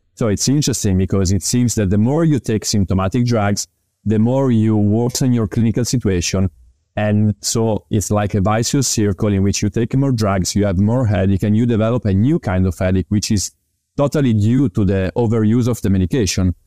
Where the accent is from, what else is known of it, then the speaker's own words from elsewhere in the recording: Parma, Emilia-Romagna, Italy; English is a second language; also born or lived in Milan; I am a physical therapist born in Italy. I graduated in physical therapy in two thousand and seven in Parma University, which is actually my hometown.